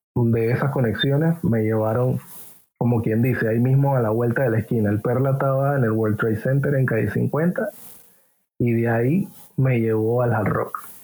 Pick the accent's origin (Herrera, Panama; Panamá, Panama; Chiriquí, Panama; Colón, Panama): Panamá, Panama; Panama City, Panama; yo vengo de Parque Lefebvre, ciudad de Panamá. Crecí, creo que en un barrio humilde